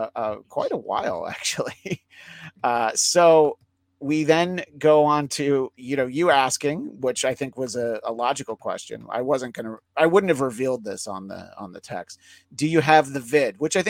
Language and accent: English; Northeast, United States; Growing up in the Northeast, they have it pretty much locked down.